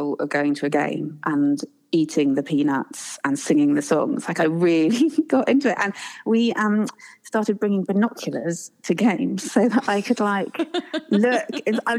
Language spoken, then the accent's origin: English; England, United Kingdom; accent: English; moved away; We've lived here 10 years and I think I probably still sound as English as I've ever done.